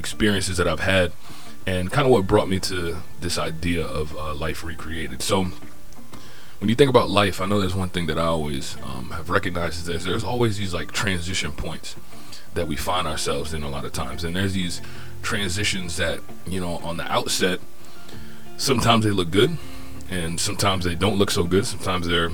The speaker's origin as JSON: {"language": "English", "town": "Fort Lauderdale", "region": "Florida", "country": "United States", "tie": "born or raised there", "moved": "yes", "lives_now": "Norfolk, United States", "said": "I'm originally from Fort Lauderdale, Florida. Grew up in that area. Now I reside in Norfolk, Virginia"}